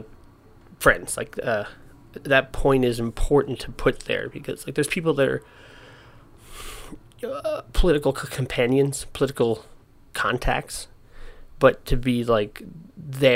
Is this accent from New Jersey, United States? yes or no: yes; New Jersey, United States; I'm from Central Jersey, so we did field trips there.